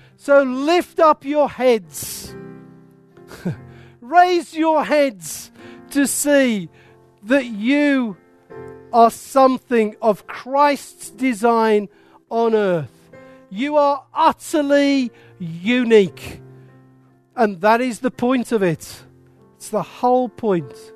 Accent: Wolverhampton, West Midlands, United Kingdom; I was born there. I am proud of it. It is my accent

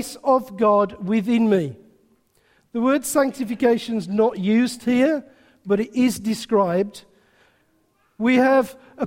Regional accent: England, United Kingdom; we're very English

